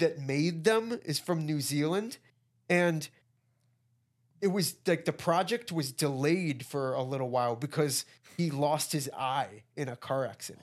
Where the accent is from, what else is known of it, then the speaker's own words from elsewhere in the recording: Midwest, United States; We're from, we're from the Midwest